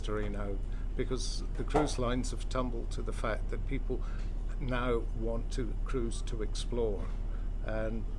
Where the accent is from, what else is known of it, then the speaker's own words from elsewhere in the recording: Scotland, United Kingdom; Living in Scotland, being a Scot